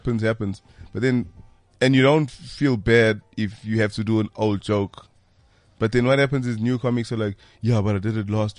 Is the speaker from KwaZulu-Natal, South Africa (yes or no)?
yes; Durban, KwaZulu-Natal, South Africa; I grew up in Durban. Newlands East, specifically in Durban.